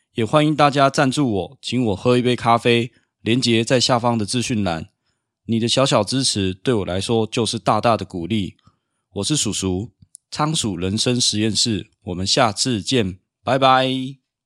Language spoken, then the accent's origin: Chinese; Taiwan; 身为台湾人的我们